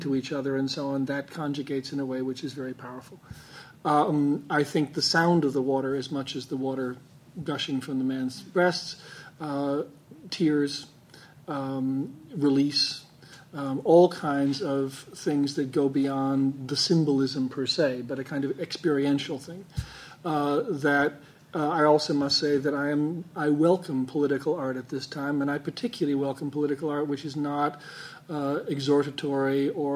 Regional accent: New York, United States; I'm a New Yorker

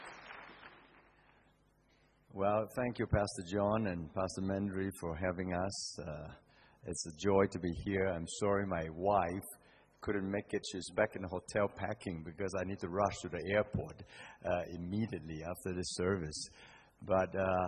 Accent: Singapore; I come from Singapore

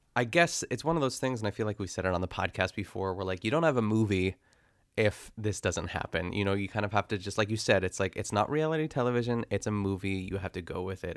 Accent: North Huntington, Pennsylvania, United States; I grew up in North Huntington

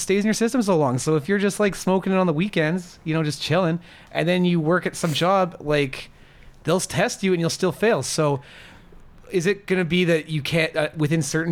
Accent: Northern Alberta, Canada; we're from Northern Alberta here

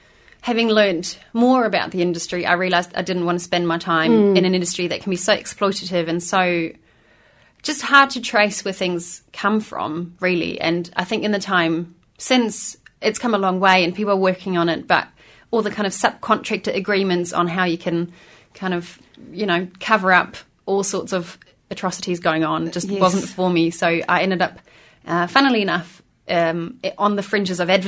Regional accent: Berlin, Germany; now in New Zealand; But I'm from Berlin originally

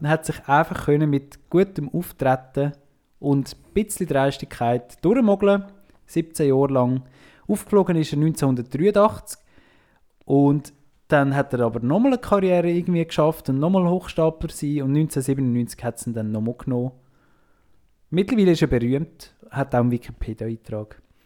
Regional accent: Switzerland; als Schweizer sind wir uns halt gewöhnt, dass immer alles rund läuft

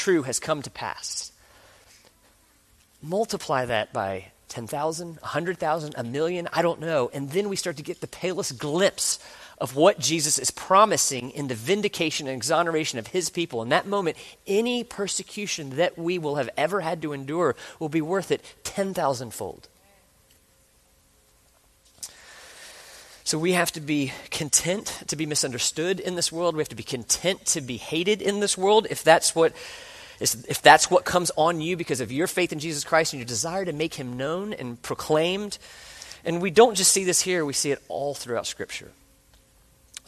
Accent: the South, United States; I grew up in the South

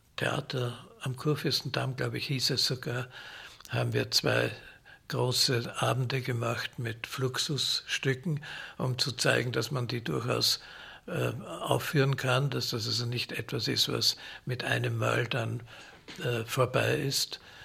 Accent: Vienna, Austria; Ich bin in Wien geboren und habe da auch studiert an der Musikhochschule

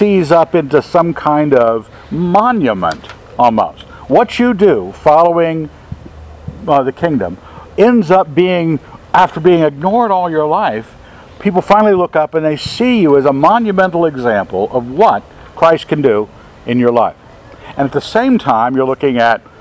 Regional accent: Maryland, United States; I grew up in Maryland, border state

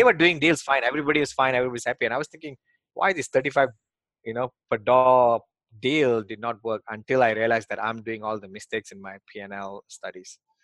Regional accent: Malaysia; moved away as an adult; also born or lived in Australia; now in United States; I came from Malaysia.

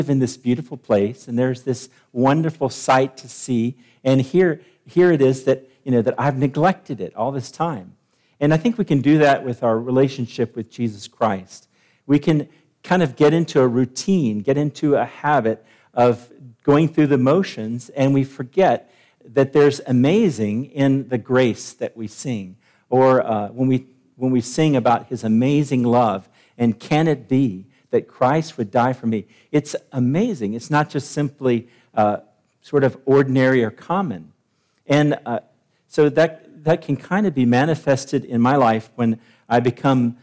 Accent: Nashville, Tennessee, United States; moved away; I'm from Nashville

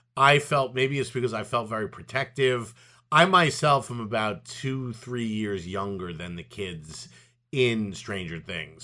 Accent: New York City, New York, United States; growing up in Brooklyn

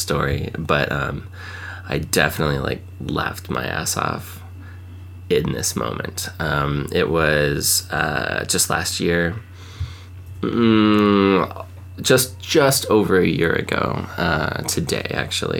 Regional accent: Washington, United States; I grew up in Washington, and so, like, going across the border into Canada was, like, not a big deal

